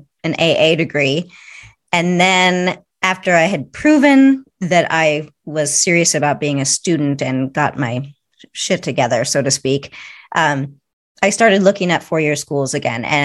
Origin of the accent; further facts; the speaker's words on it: Marysville, Washington, United States; moved away; also born or lived in Seattle, Washington; I was born in Seattle, Washington. And yep. grew up in Marysville, Washington, which was a small town about 50 minutes north of Seattle